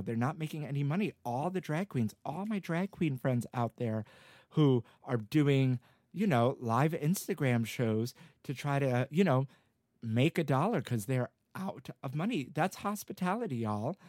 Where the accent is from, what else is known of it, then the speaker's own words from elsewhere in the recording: New York, United States; I grew up in New York all my life